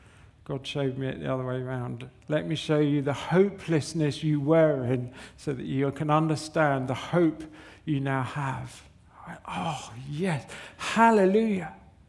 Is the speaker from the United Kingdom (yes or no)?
yes; Southampton, South East England, United Kingdom; We come from Southampton, a good place. We come from Southampton, and it was like, where's the 24-hour garage?